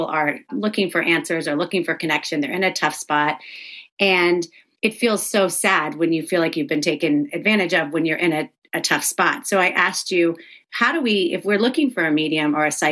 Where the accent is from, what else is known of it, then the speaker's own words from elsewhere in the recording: the South, United States; I grew up in the South